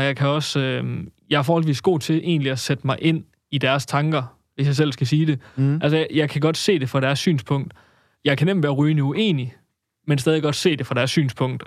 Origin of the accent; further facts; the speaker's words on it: Denmark; jeg er vokset op i Ohlsminde, som jo egentlig er